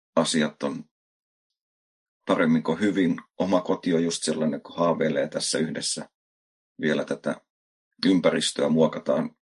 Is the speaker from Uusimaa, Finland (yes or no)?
yes; Helsinki, Uusimaa, Finland; moved away as an adult; mä oon Helsingistä kotosi asunut siellä elämästäni niin aika ison